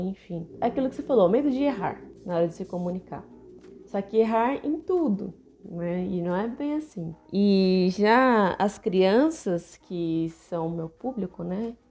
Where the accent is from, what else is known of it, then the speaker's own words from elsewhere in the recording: São Paulo, Brazil; muitos amigos meus, né, que somos de São Paulo